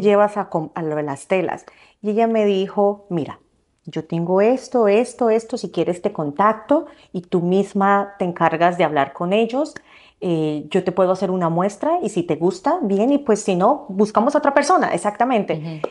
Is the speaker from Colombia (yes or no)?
yes; Colombia; moved away as an adult; also born or lived in Nebraska, United States; now in United States; soy de Colombia. Eh, me vine para Estados Unidos en el 2006 a empezar una carrera de diseño gráfico